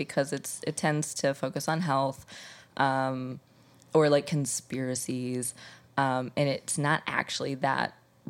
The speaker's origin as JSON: {"language": "English", "region": "Midwest", "country": "United States", "said": "you know, I was from the Midwest, so I was very kind of removed from the whole foodie culture"}